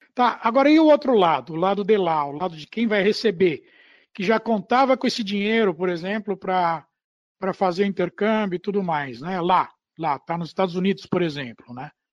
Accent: São Paulo, Brazil; eu nasci na maternidade, chamaram Maternidade Paulista, no Jardim Paulista

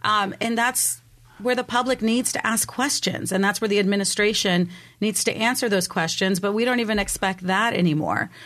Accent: Mexico; also born or lived in Germany; now in San Diego, United States; I'm originally from Mexico

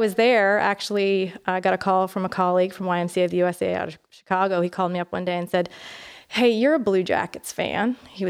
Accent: Canada; accent: Canadian; But I have lived all over. But my friends and family will tell you that if I get tired or angry, then I sound more Canadian.

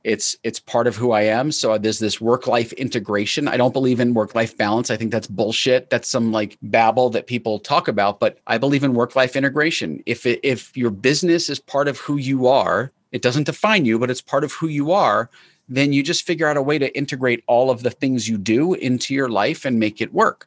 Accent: New York, United States; I was born in New York

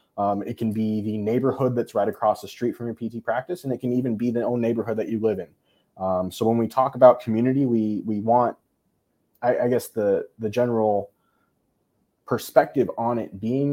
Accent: United States; I love being Korean. I love being English. And more, most importantly, I love being American, right? USA, baby. But also, too, that I'm a military brat.

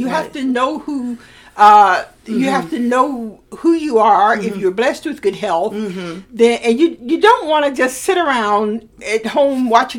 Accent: Alabama, United States; moved away; the library in my hometown invited me.

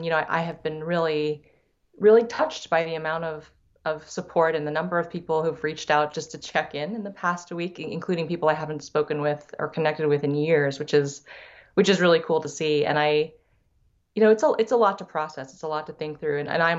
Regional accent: San Diego, California, United States; I grew up in San Diego. After my dad finished chiropractic school, he moved out west to California, where I grew up.

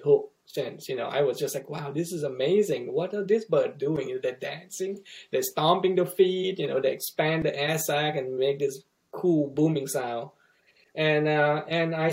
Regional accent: Thailand; moved away as an adult; now in Missouri, United States; where I grew up in Thailand

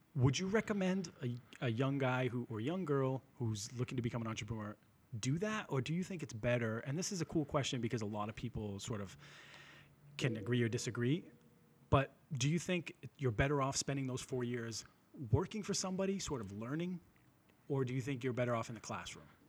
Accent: Lynn, Massachusetts, United States; I'm from Lynn originally

